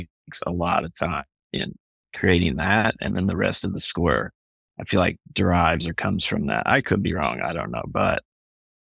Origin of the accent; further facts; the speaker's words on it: Kentucky, United States; I'm from Kentucky